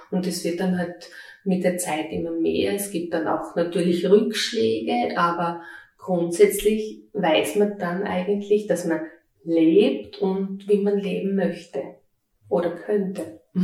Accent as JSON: {"language": "German", "region": "Styria", "country": "Austria", "said": "Ich bin eine äh, stolze Steirerin mit 46 Jahren"}